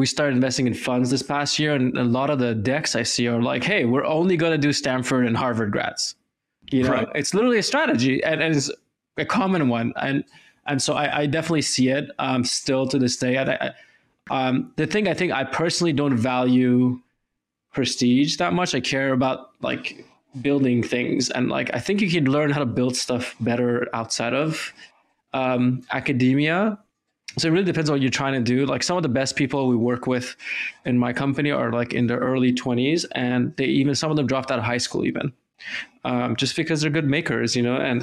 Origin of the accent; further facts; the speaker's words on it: Iran; I'm from Iran